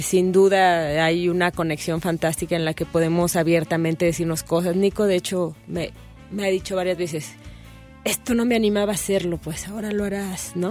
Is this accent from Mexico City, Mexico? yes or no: yes; Mexico City, Mexico; Yo también soy de Coyoacán